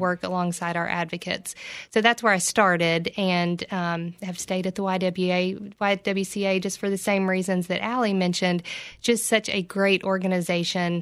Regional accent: Oak Ridge, Tennessee, United States; also born or lived in Johnson City; I'm from Oak Ridge

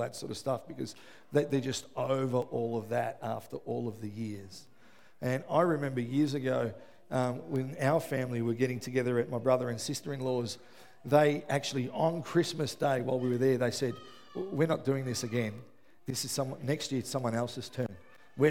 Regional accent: Melbourne, Victoria, Australia; I grew up in West Footscray.

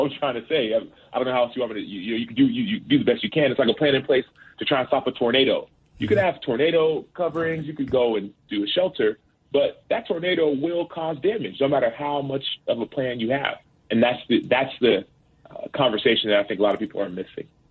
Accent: Dallas, Texas, United States; the school that I went to in first and second grade, it was a, in a predominantly black neighborhood in South Oak Cliff in Dallas

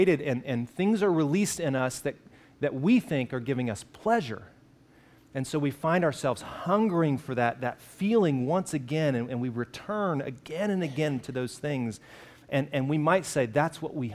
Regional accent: Alabama, United States; I grew up in Alabama

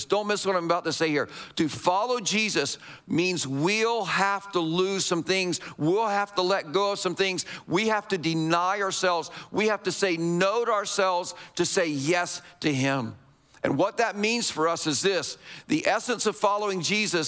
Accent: United States; us as American Christians

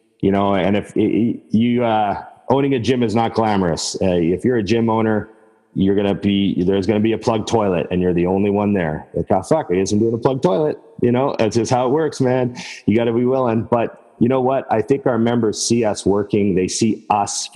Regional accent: Edmonton, Alberta, Canada; moved away as an adult; now in Vancouver, Canada; I'm from Edmonton where Trevor and I used to know each other

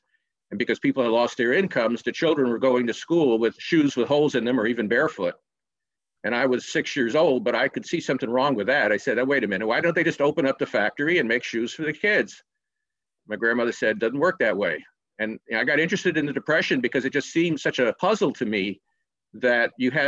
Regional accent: Dillon, South Carolina, United States; moved away; also born or lived in Augusta, Georgia; I was born in Augusta, Georgia, but I was raised in a small town in South Carolina called Dillon. Some people might know the south of the border, which is a tourist trap on I-95, so just a couple of miles away from there. It's a small place and mostly agricultural

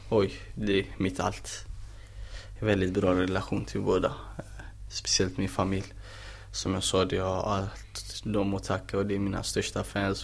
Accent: Gothenburg, Västra Götaland, Sweden; moved away as an adult; now in Malmö, Sweden; jag är fortfarande brorsan från Angered

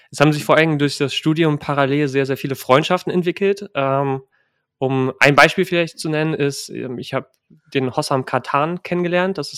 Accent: Jülich, North Rhine-Westphalia, Germany; born there; also born or lived in Lake Constance / Stuttgart / Hannover; Also geboren bin ich in Jülich, dann waren wir am Bodensee, in Stuttgart, unterhalb von Hannover und dann bin ich halt irgendwann nach Hannover gezogen.

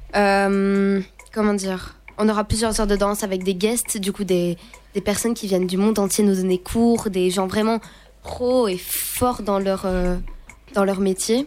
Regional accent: Fleurus, Wallonia, Belgium; je viens d'une petite région qui s'appelle Fleurus, c'est du côté de, c'est tout près de Charleroi

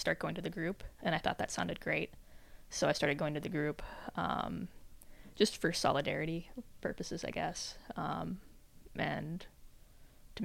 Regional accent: Albuquerque, New Mexico, United States; moved away; I'm from Albuquerque

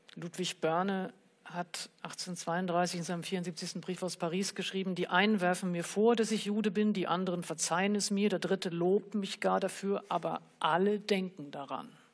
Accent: Germany; als Deutsche mit Nazi-Hintergrund

